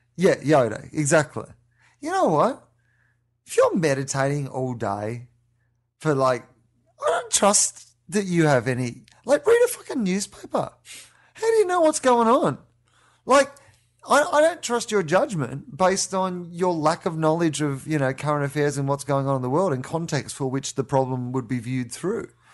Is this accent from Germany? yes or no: no; Australia; moved away; we're both Australian